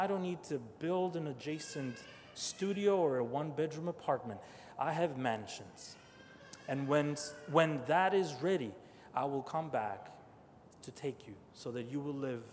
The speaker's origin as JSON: {"language": "English", "country": "Albania", "tie": "born or raised there", "moved": "yes", "said": "I was born and raised atheist, and so was my family. Not because we wanted to, but we didn't have much choice. I was born in Albania"}